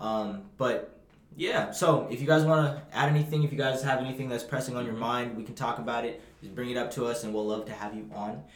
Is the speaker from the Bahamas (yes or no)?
yes; Bahamas; I'm from the Bahamas